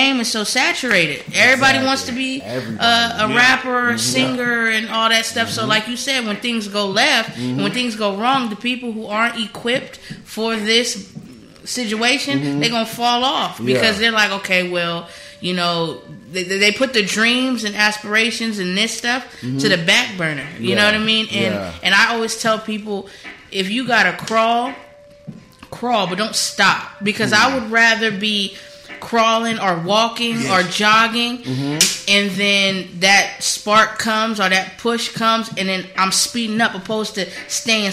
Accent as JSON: {"language": "English", "town": "San Diego", "region": "California", "country": "United States", "tie": "born or raised there", "said": "I'm from Cali. I'm a Cali baby. I'm from San Diego."}